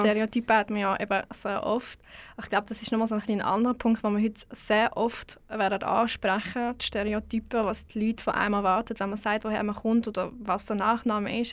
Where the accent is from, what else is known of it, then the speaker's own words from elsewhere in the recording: Switzerland; das bin ich ja auch